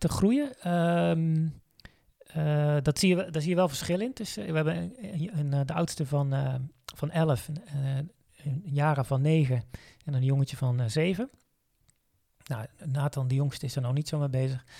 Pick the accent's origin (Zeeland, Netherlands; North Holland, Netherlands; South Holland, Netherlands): Zeeland, Netherlands; now in Veluwe, Netherlands; als kind ben ik, eh, opgegroeid in Zeeland